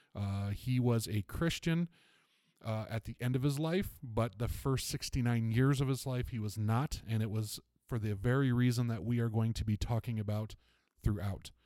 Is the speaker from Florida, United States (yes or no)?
yes; Fort Lauderdale, Florida, United States; I'm originally from Fort Lauderdale, Florida. Um, grew up in a really rough neighborhood